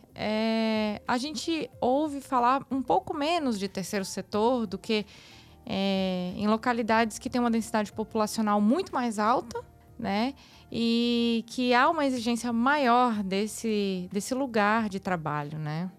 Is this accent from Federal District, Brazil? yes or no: yes; Brasília, Federal District, Brazil; eu sou de Brasília